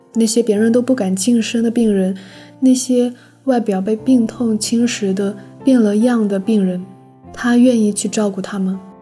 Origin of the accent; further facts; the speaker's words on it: Wenzhou, Zhejiang, China; 我的家乡温州，作为一个比较早开埠的沿海城市